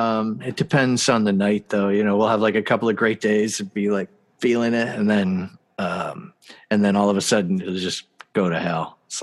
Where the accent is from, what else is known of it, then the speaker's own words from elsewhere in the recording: Canada; Oh yeah. I'm from Canada.